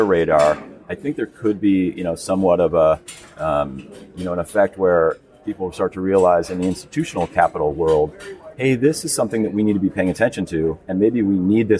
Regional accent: Seattle, Washington, United States; growing up in Seattle

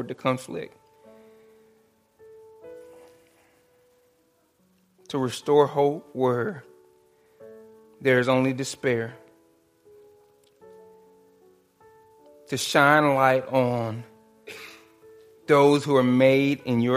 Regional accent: Dallas, Texas, United States; The neighborhood I grew up in Dallas

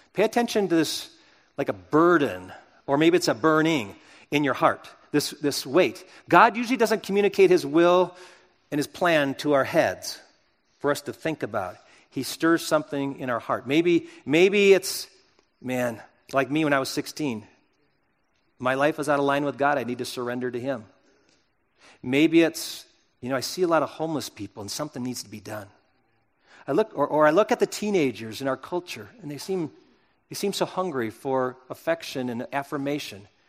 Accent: United States; I'm an American

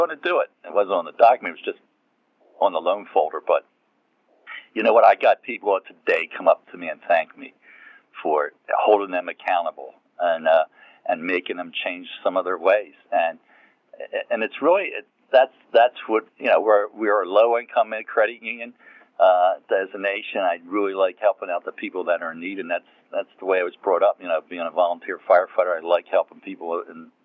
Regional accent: Philadelphia, Pennsylvania, United States; also born or lived in North Carolina; I grew up in the Philadelphia area. So I came back up here to where I really grew up

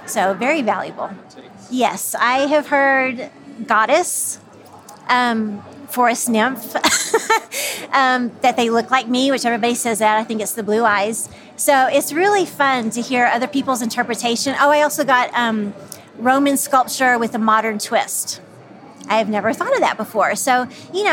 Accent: Santa Fe, New Mexico, United States; I'm from Santa Fe

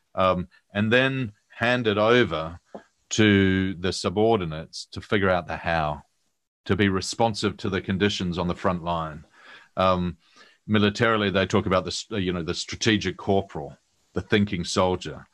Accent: New Zealand; moved away as an adult; now in London, United Kingdom; I'm a Kiwi

